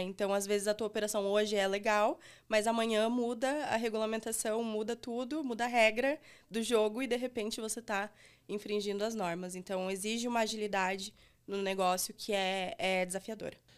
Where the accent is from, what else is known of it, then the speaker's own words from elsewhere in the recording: Brazil; a gente, sendo brasileiro, fazendo é, algo para usuários brasileiros